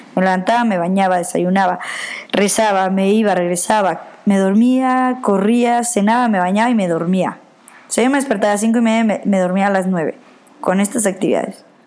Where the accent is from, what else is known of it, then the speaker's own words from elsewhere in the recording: Mexico; moved away; pues soy mexicana